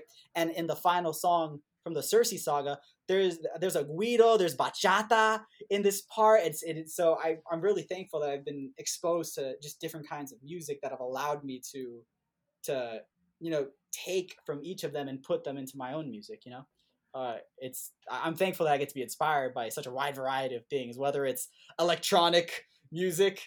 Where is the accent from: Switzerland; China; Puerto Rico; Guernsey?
Puerto Rico; moved away as an adult; also born or lived in Indiana, United States; growing up in Puerto Rico